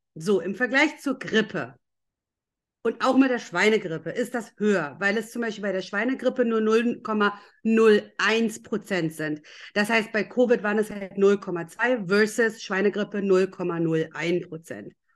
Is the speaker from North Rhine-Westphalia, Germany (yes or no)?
no; Lower Saxony, Germany; ich war ja zu der Zeit in Schule